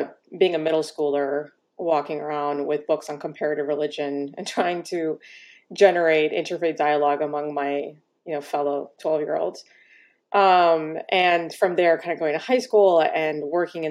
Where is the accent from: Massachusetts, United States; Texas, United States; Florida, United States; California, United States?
Florida, United States; Miami; I grew up in Miami, Florida